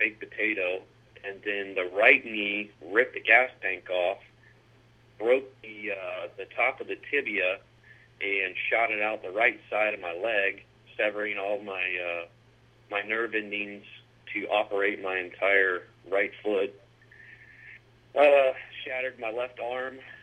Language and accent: English; Mount Dora, Florida, United States; also born or lived in Eustis, Florida / San Francisco, California; I grew up in Mount Dora, Florida